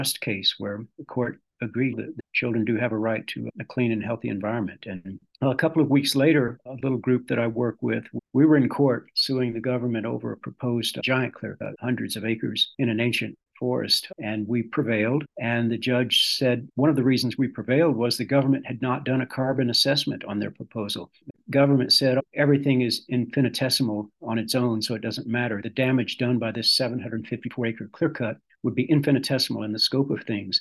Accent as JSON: {"language": "English", "region": "Texas", "country": "United States", "tie": "born or raised there", "also_born_or_lived": "Utah / Mississippi / Yaak Valley, Montana", "moved": "as an adult", "lives_now": "Montana, United States", "said": "Growing up in Texas"}